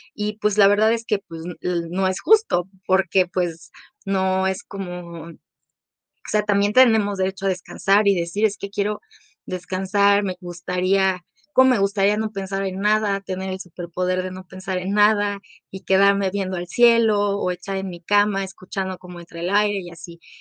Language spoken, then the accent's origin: Spanish; Mexico; … y yo somos de aquí de México